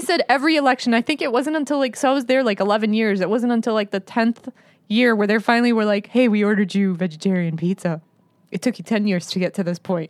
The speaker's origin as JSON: {"language": "English", "country": "United States", "said": "I'm Arab American and I'm a Muslim"}